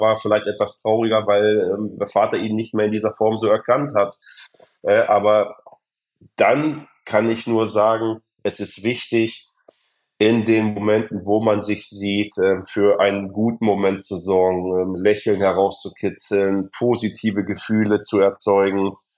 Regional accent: Germany; als Deutsche

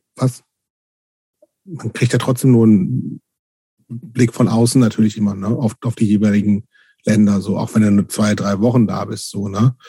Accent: near Hanover, Lower Saxony, Germany; Ich bin ja in der Nähe von Hannover groß geworden

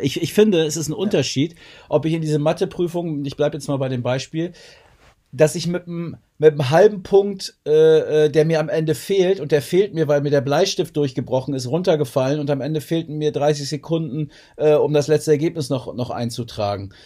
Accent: Lingen, Lower Saxony, Germany; in meine Heimatstadt nach Lingen ins Emsland

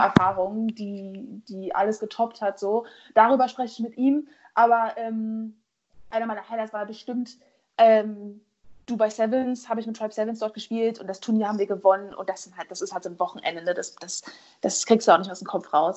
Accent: Germany; ich als Deutsche

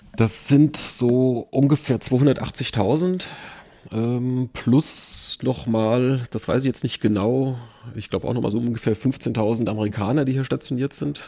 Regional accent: near Limburg, Hesse, Germany; moved away as an adult; now in Wiesbaden, Germany; aufgewachsen bin ich tatsächlich in der Nähe von Limburg

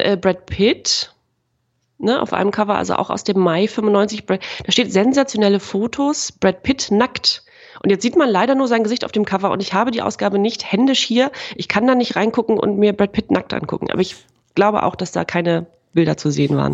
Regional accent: East Germany, Germany; bei uns im Osten

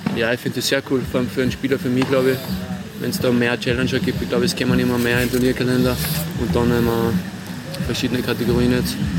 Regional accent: Salzburg, Austria; in Salzburg, in meiner Heimat

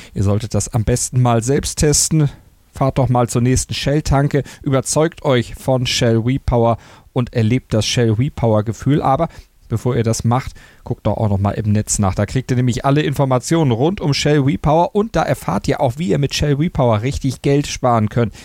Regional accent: Germany; bei uns in Deutschland

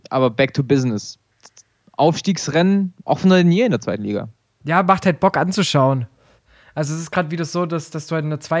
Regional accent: Heidenheim, Baden-Württemberg, Germany; habe ich einfach nur hingeschrieben, ich komme aus Heidenheim.

